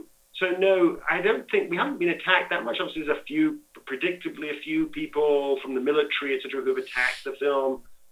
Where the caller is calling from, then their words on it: London, United Kingdom; I am in London, England, where it's pouring with rain.